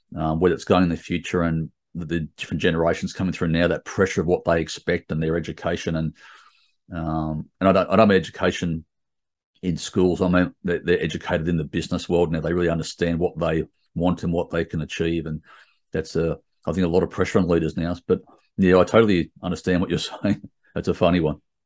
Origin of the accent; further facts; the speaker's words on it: Sydney, New South Wales, Australia; I grew up in Sydney my whole life